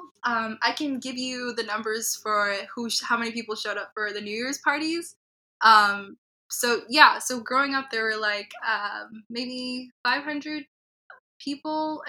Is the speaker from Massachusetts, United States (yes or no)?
yes; Malden, Massachusetts, United States; also born or lived in Chicago; majority of my life has been in Malden, or at least the greater Boston area